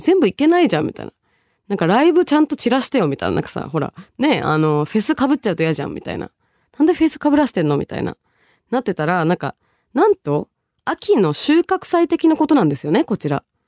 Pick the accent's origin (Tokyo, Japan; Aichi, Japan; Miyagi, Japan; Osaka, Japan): Tokyo, Japan; also born or lived in Bangladesh; 10歳からね、東京育ち、その前は一応バングラデシュをルーツと私してる